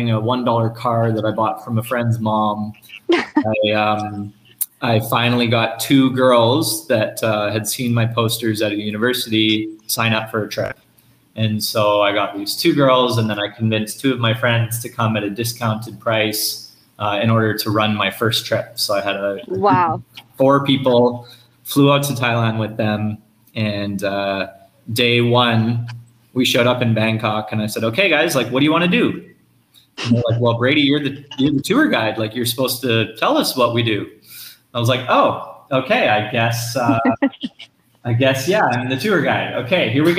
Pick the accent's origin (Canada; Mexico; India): Canada; Edmonton, Alberta; moved away as an adult; I grew up in Edmonton, Alberta, Canada